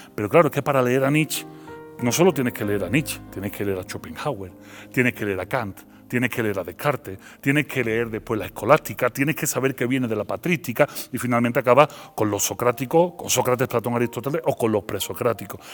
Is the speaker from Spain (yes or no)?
yes; Seville, Andalusia, Spain; accent: Andalusian; moved away as an adult; also born or lived in Belgium; now in Mexico; pero yo nací en Bélgica, pero, eh, pero soy sevillano, mi acento es andaluz